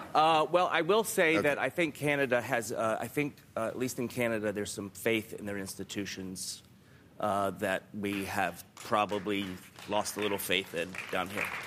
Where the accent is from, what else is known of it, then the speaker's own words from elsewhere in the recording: the South, United States; I'm from the South